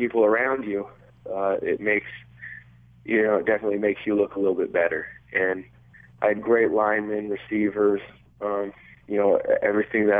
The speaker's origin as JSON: {"language": "English", "region": "Nebraska", "country": "United States", "tie": "born or raised there", "said": "I grew up in Nebraska"}